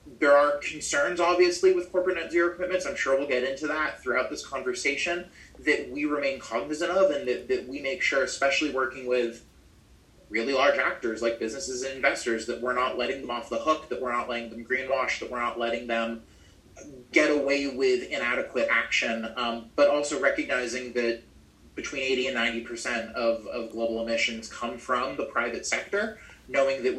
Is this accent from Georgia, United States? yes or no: no; Maine, United States; moved back to my home state of Maine